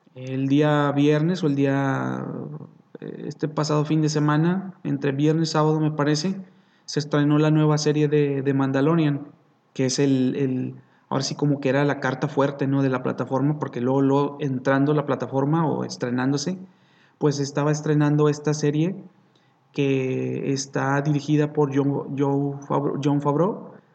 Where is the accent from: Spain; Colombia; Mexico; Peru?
Mexico; nosotros como mexicanos